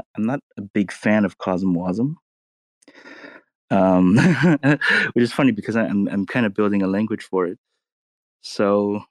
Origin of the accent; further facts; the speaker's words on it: Los Angeles, California, United States; grew up in California. You know, grew up around LA in the Asian enclave